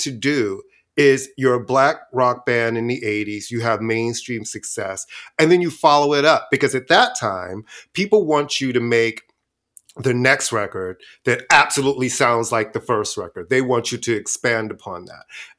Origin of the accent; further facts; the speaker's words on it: New York, United States; I was in college at that time as well, and they ruled, and I'm from New York.